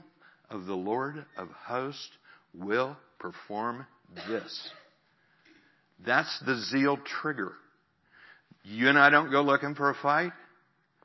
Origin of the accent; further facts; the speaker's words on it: Missouri, United States; my state of Missouri